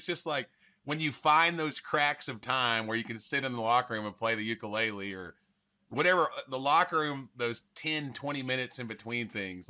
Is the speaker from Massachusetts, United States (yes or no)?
no; Tennessee, United States; The song's about me growing up in Tennessee and then playing there.